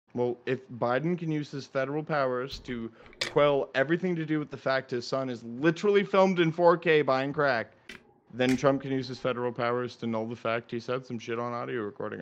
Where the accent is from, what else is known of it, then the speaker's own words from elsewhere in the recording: Florida, United States; I'm from Florida